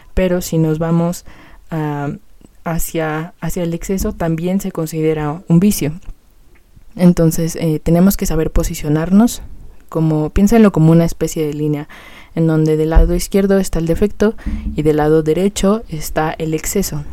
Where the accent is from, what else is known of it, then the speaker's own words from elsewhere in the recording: Mexico City, Mexico; yo vivo en México, o sea, soy de la Ciudad de México